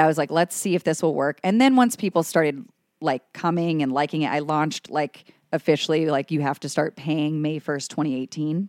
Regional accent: Cleveland, Ohio, United States; also born or lived in New York City; now in Cincinnati, United States; I'm an Ohio native. I'm from Cleveland originally

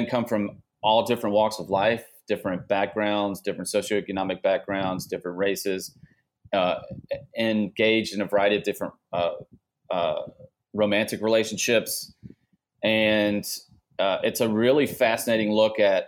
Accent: United States; I grew up about an hour and a half north of New Orleans

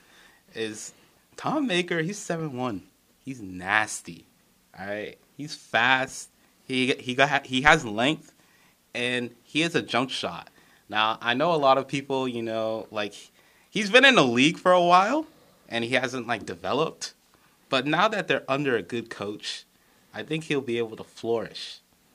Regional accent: Montreal, Quebec, Canada; I'm from Montreal.

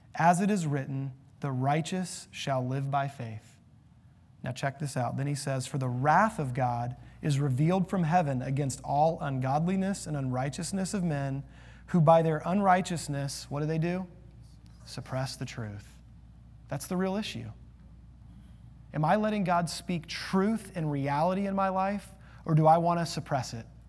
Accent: United States; as an American

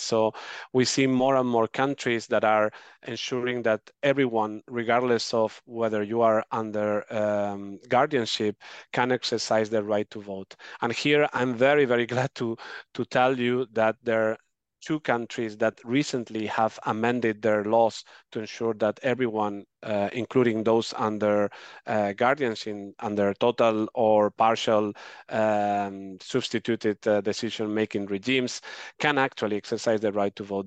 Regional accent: Spain; my home country, Spain

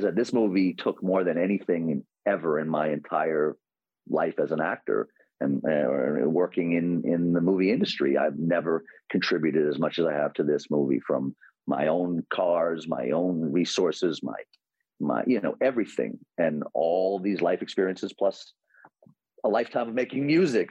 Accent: New York City, New York, United States; as a New Yorker, and you know deeply influenced by growing up in Queens

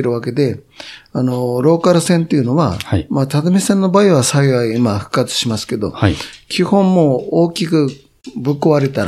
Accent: Mifuku, Japan; まあ、三福という集落を、はい、昭和39年の土砂崩れで、もうなくしてんですよ

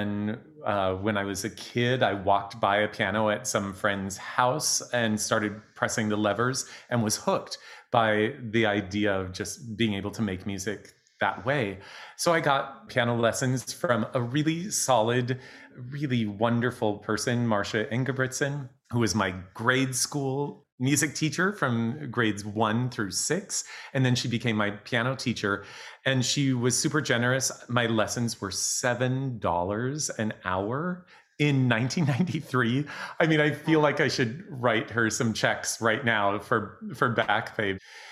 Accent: Eastern Montana, United States; moved away; I grew up in Eastern Montana in a very small community of around 5,000 people

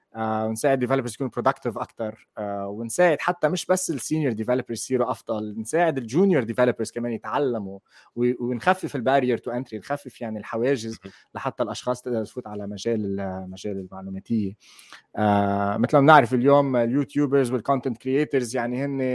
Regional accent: Lebanon; moved away as an adult; now in Netherlands; انا من لبنان بس حاليا عايش بهولندا صار لي سنتين ونص انتقلت لهون

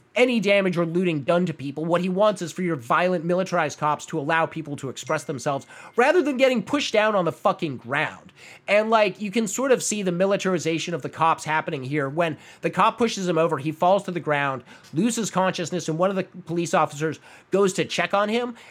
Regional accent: Phoenix, Arizona, United States; moved away; my hometown mall

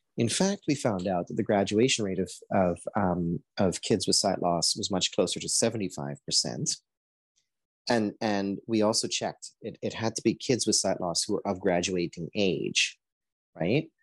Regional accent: Guyana; now in Canada; I was born in Guyana

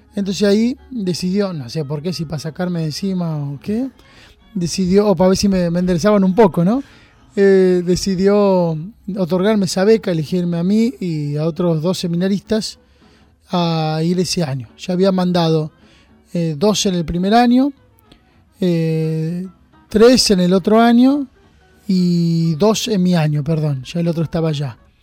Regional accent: Junín, Buenos Aires Province, Argentina; moved away as an adult; now in San Andrés de Giles, Argentina; yo soy de Junín, nacido en Junín

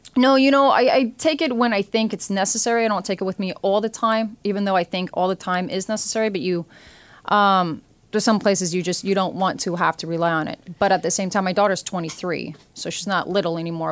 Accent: Oregon, United States; now in New York City, United States; I come from Oregon

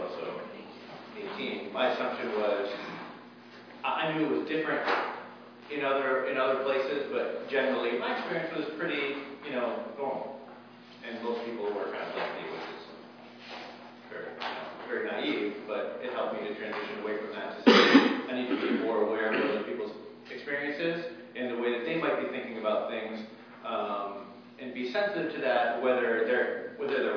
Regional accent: Massachusetts, United States; moved away; I grew up in Massachusetts

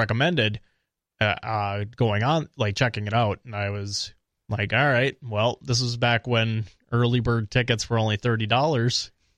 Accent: Eau Claire, Wisconsin, United States; also born or lived in Minnesota; I'm from Eau Claire

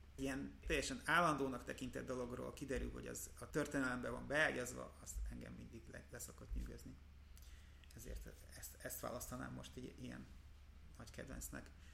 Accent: Budapest, Hungary; én aztán tényleg óbudai vagyok

